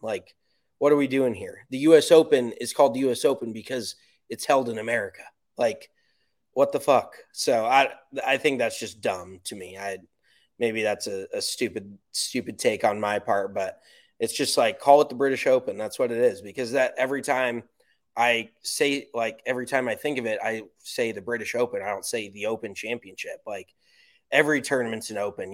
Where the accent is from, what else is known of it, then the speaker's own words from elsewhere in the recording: United States; I'm American